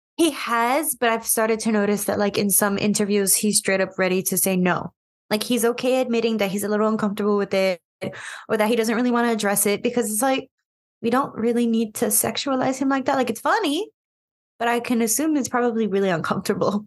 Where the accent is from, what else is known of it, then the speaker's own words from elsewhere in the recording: United States; I am simply American because I am.